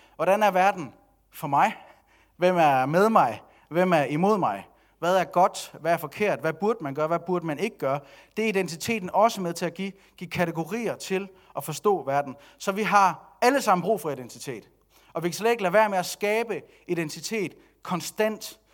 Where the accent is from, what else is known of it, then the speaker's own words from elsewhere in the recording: Denmark; nu er jeg også dansker, og jeg er vokset op i det her samfund